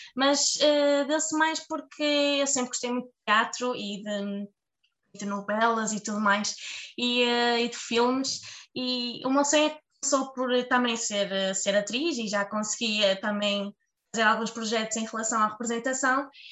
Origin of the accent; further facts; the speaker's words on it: Marco de Canaveses, Norte, Portugal; gosto muito de Marcanavês, gosto muito da minha terra